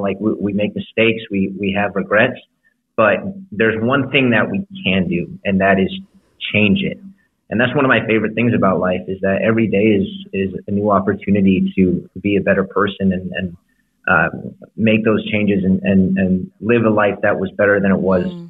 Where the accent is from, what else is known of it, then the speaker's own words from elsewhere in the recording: Chicago, Illinois, United States; now in Los Angeles, United States; I grew up in Chicago. Uh, I live in Los Angeles, but but my heart is still in Chicago sometimes